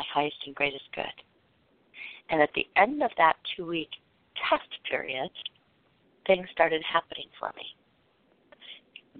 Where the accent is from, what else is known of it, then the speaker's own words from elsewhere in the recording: West Coast, United States; I'm from the West Coast